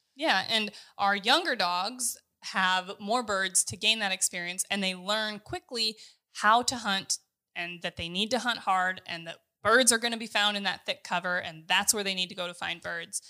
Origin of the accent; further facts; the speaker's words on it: Kansas, United States; We're from Kansas